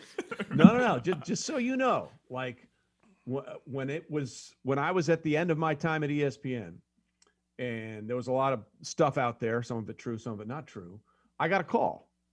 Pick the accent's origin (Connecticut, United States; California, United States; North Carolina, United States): Connecticut, United States; Greenwich; also born or lived in New York City / Los Angeles / Hong Kong; I grew up in a little town called Greenwich, Connecticut, which was right outside New York City